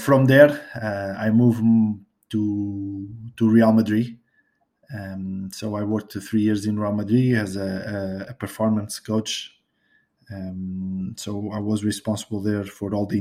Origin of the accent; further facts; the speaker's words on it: Portugal; English is a second language; here in Portugal